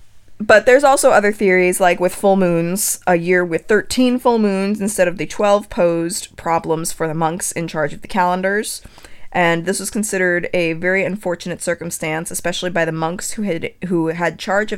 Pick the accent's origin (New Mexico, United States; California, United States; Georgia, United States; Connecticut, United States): Connecticut, United States; right outside of Newtown; I grew up right outside of Newtown